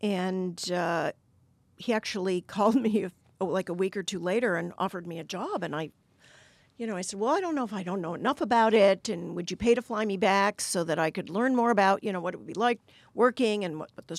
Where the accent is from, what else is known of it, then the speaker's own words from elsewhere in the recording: Cleveland, Ohio, United States; moved away as an adult; now in Washington, United States; I was from Cleveland, Ohio. I grew up there. I decided in my mid-30s I wanted to do something meaningful with my life, and I picked Washington as